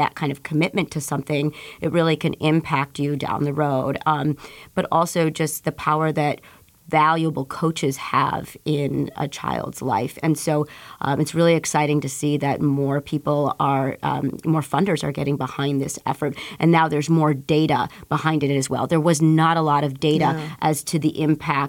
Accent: Chicago, Illinois, United States; at 7 years old, growing up in Pilsen

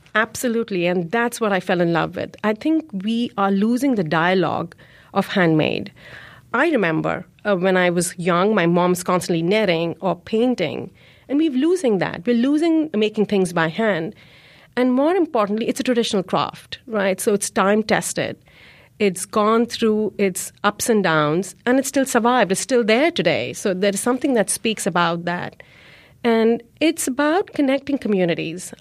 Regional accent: India; now in Chicago, United States; I grew up in India, but my community, my presence is here in Chicago.

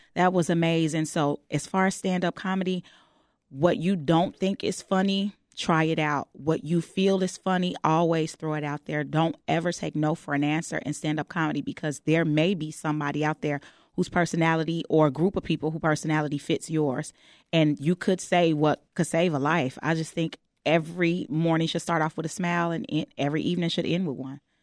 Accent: Chicago, Illinois, United States; I'm born and raised on the West Side of Chicago.

